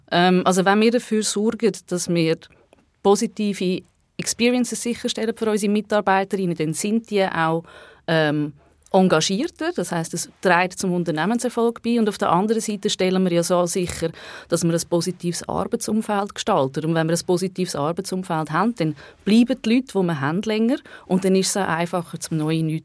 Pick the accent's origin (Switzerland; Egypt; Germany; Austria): Switzerland; Baden, Aargau; Ich komme ursprünglich aus der Region Baden. Von dort kennen Tobias und ich uns auch.